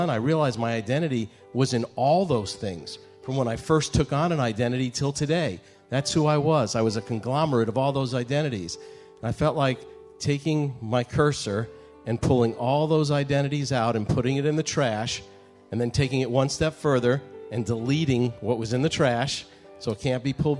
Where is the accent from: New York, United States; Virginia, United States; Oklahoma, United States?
New York, United States; New York City; I grew up in Staten Island, a Gentile neighborhood, and went to a Jewish school